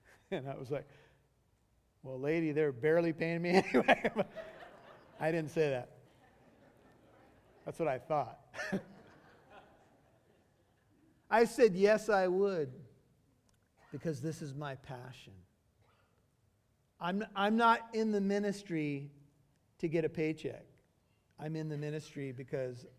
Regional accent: United States; being an American with white skin

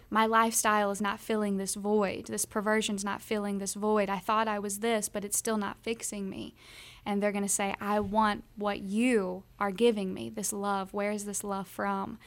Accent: Kentucky, United States; we're from the South. We're from Kentucky, Bible Belt

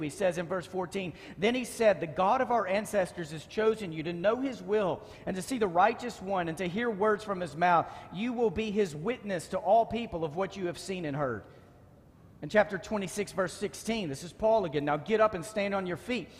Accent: Dallas, Texas, United States; I grew up in Dallas

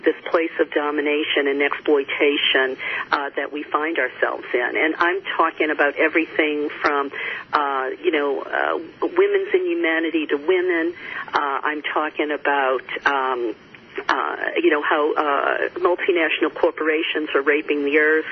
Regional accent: the Bible Belt, United States; I grew up in the Bible Belt

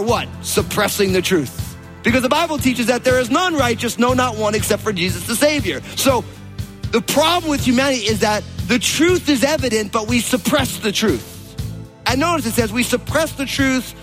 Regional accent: New Jersey, United States; I'm from New Jersey

